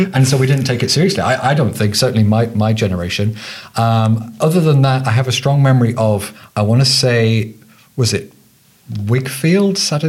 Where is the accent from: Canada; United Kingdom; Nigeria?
United Kingdom; England; as an English person